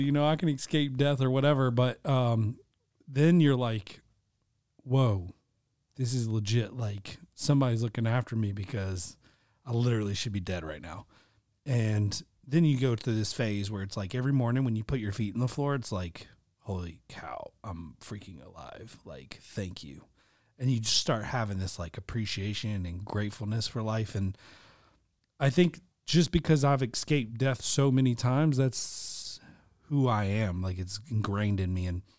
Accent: Norcross, Georgia, United States; I realized at a very early age because I grew up in Norcross and just experienced a lot of death

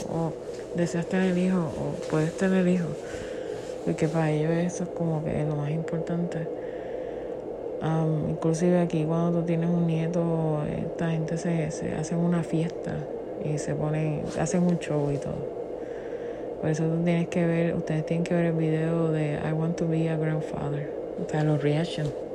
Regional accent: Puerto Rico; Yo que soy puertorriqueña

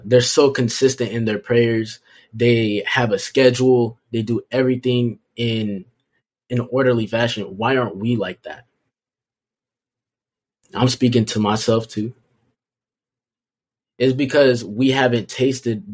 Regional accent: United States; we as American Christians

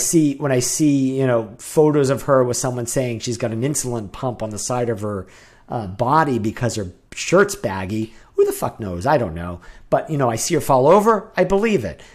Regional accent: New Hampshire, United States; I grew up in New Hampshire.

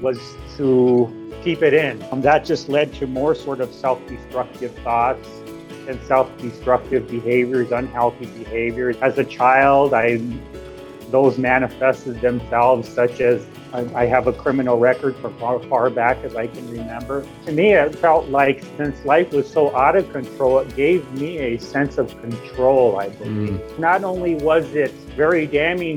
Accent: Yankton Sioux tribe of South Dakota, United States; now in Sioux City, United States; I come from the Hankwan Oyate, the Yankton Sioux tribe of South Dakota

